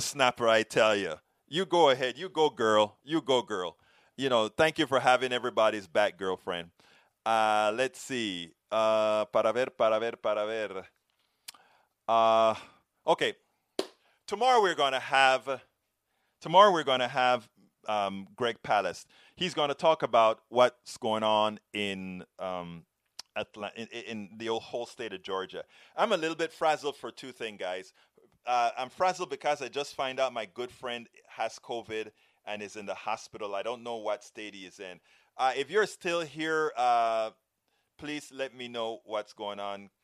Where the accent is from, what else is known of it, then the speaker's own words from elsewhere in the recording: Panama; now in United States; I'm from Central America, originally. I'm from Panama